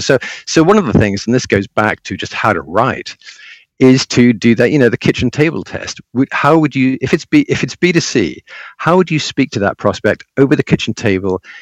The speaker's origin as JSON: {"language": "English", "region": "England", "country": "United Kingdom", "tie": "born or raised there", "said": "I was living in England. I'm English by birth"}